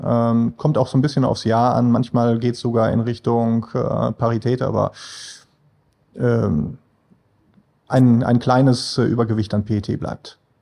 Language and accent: German; Münster, North Rhine-Westphalia, Germany; now in Essen, Germany; ich bin äh, ursprünglich äh, in Münster groß geworden